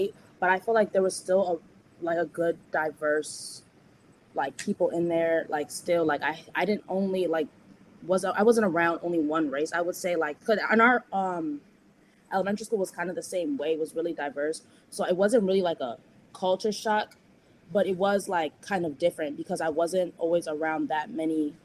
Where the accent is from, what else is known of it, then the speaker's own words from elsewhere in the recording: Chicago, Illinois, United States; we grew up in Rogers Park for majority of our time, like from when we were born to like all the way through high school